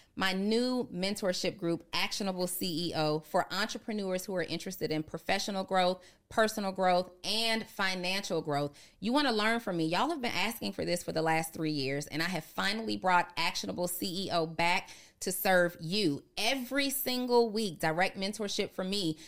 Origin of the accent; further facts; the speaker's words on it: Atlanta, Georgia, United States; I grew up on Camp Creek